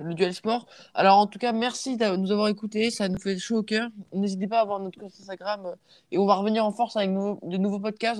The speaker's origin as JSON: {"language": "French", "country": "France", "said": "je suis français"}